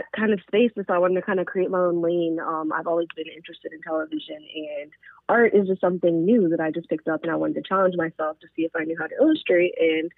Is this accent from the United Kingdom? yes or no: no; Jamaica; I'm Jamaican as well